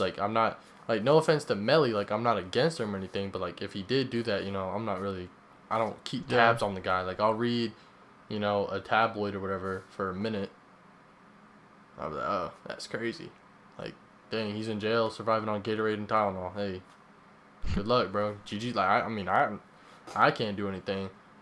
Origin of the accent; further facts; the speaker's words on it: Florida, United States; I was born in Florida